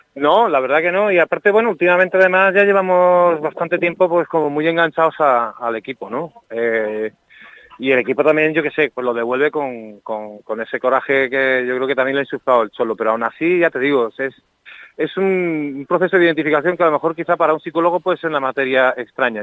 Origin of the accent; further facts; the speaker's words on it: Madrid, Community of Madrid, Spain; moved away as an adult; now in Seville, Spain; yo me crié en Madrid